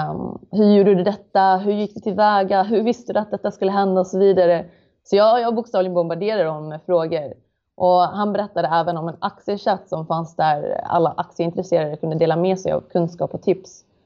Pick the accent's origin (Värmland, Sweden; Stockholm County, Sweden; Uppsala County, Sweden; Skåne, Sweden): Skåne, Sweden; Malmö; Jag är född och uppvuxen i Malmö